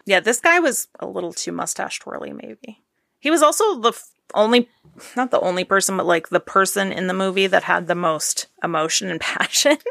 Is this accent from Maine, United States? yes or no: yes; Maine, United States; I'm from Maine